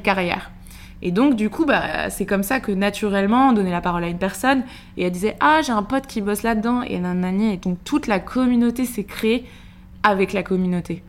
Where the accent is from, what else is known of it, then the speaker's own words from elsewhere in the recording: Segré, Pays de la Loire, France; moved away as an adult; now in Paris, France; Je suis originaire de Segré, une petite ville dans le Maine-et-Loire où j'ai grandi jusqu'à mes 18 ans.